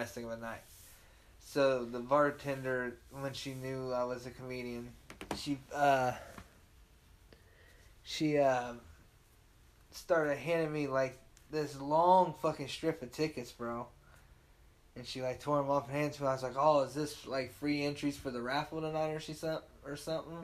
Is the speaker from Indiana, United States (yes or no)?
yes; Muncie, Indiana, United States; I was like, Muncie